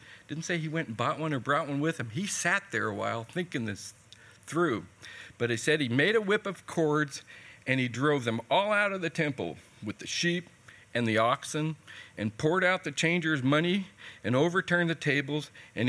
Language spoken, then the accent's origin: English; California, United States; moved away; also born or lived in Missouri; About 3 years ago, I moved here from Missouri. I did 20 years in Missouri. I originally come from California, and I had to learn the language there.